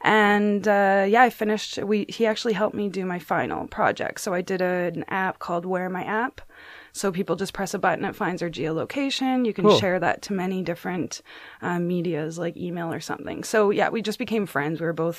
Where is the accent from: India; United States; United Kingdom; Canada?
Canada; Vancouver, British Columbia; I'm born and raised in Vancouver.